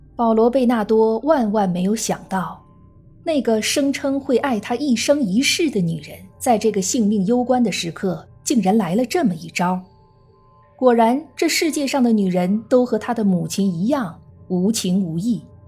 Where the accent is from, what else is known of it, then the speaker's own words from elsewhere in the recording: China; 我们中国人